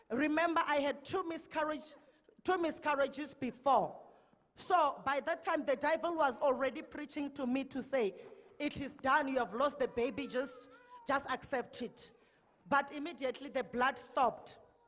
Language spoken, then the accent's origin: English; Mpumalanga, South Africa; now in Pretoria, South Africa; We are from Mpumalanga, and then we will come to the service here at ECG, driving from Pretoria.